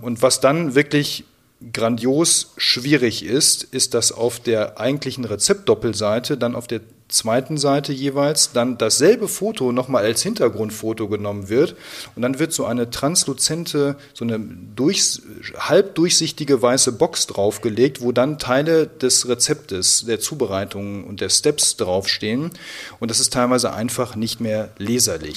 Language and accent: German; Siegen, North Rhine-Westphalia, Germany; Ich bin ja schließlich in Siegen geboren